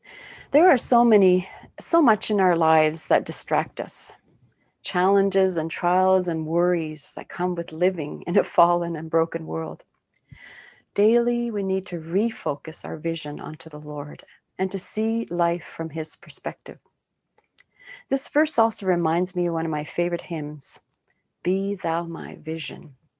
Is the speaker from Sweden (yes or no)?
yes; Sweden; born there; I was born in Sweden, and my relatives in Sweden often hold family reunions.